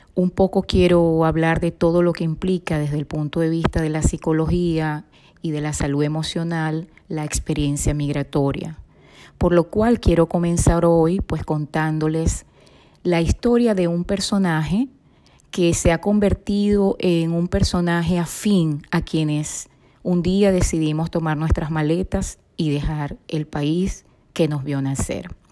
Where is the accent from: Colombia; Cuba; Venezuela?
Venezuela; moved away as an adult; Soy venezolana de nacimiento, psicóloga, inmigrante